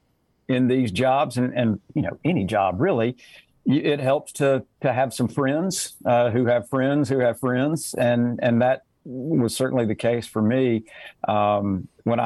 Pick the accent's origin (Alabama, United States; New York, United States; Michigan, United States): Alabama, United States; growing up in Alabama